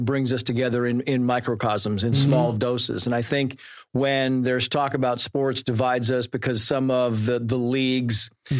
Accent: San Diego, California, United States; also born or lived in Mammoth Lakes, California; I was born in San Diego.

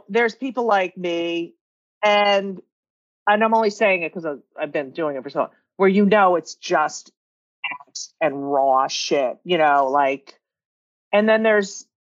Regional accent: New Jersey, United States; I grew up in New Jersey, 27 miles from New York

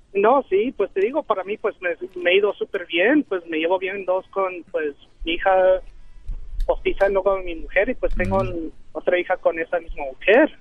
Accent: Aguascalientes, Mexico; now in Dallas, United States

